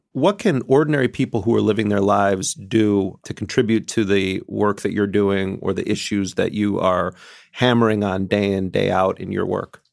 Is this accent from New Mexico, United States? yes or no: no; Milwaukee, Wisconsin, United States; as a kid growing up in Milwaukee